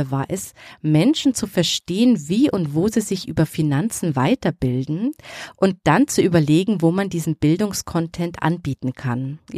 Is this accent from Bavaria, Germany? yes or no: yes; Bavaria, Germany; born there; now in Nuremberg, Germany; Ja, richtig geraten, gebürtig aus Oberbayern. Kann man sicher schon am Namen erkennen, oder? Und jetzt lebe ich aber in der Nähe von Nürnberg.